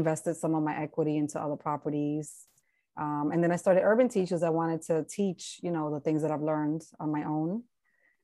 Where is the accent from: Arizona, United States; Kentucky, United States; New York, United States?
New York, United States; New York City; moved away as an adult; also born or lived in Washington Heights, New York; now in New Jersey, United States; I'm originally from the Bronx